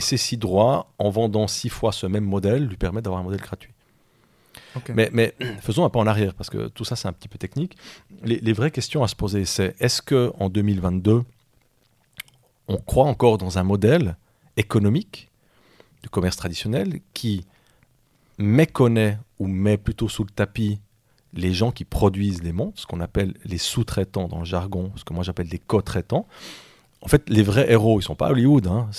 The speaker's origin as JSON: {"language": "French", "town": "La Chaux-de-Fonds", "region": "Neuchâtel", "country": "Switzerland", "said": "je viens de Chaux-de-Fonds, on a quand même des, des hein, dans nos montagnes"}